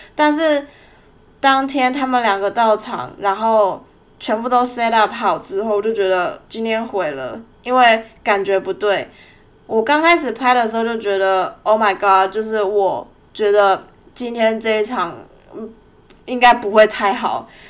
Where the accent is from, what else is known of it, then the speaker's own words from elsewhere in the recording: Tainan, Taiwan; moved away as an adult; now in Melbourne, Australia; 两年多前，在我老家台南的时候，我去了一家婚纱摄影公司实习